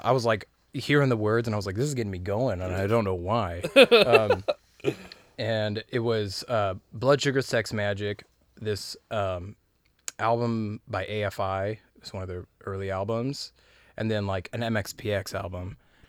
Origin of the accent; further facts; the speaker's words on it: Los Angeles, California, United States; Yeah, since I was, like, a young kid, I grew up in Southern California, so L.A., and my dad was around.